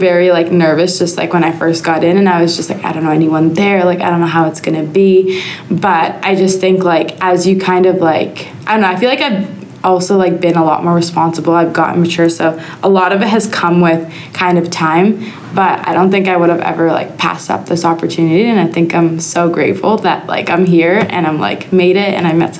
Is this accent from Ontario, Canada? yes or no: yes; Toronto, Ontario, Canada; moved away as an adult; now in Adelaide, Australia; I'm from Canada, specifically Toronto